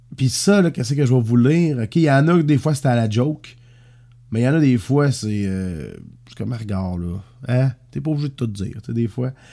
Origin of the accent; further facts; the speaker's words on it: Saint-Léonard-d'Aston, Quebec, Canada; Pas trop, trop loin de mon petit village natal, ça. Moi, je suis né à Saint-Léonard-d'Aston